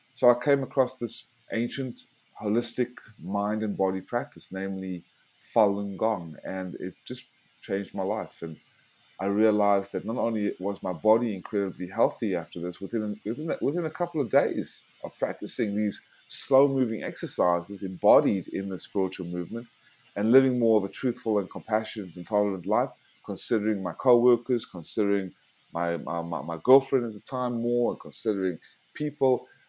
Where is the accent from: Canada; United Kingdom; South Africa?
South Africa; moved away; also born or lived in United States; I was born in South Africa because my family had to flee Nazi tyranny in the 40s